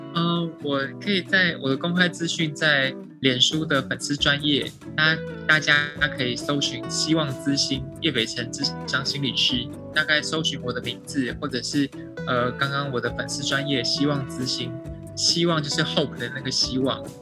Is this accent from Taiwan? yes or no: yes; Taiwan; 我们台湾人的情绪教育不是这么的普及